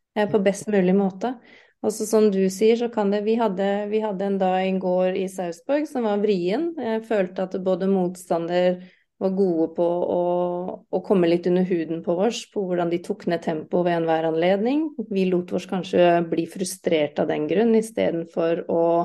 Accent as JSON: {"language": "Norwegian", "country": "United Kingdom", "first_language": "English", "second_language": "Norwegian", "moved": "yes", "lives_now": "Norway", "said": "jeg er uh, britisk, så jeg har jo engelsk som morsmål"}